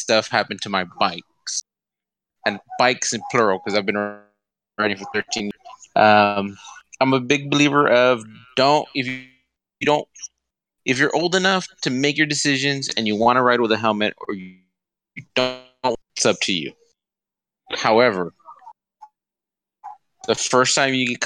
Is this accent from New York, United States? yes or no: no; South Texas, United States; I'm from South Texas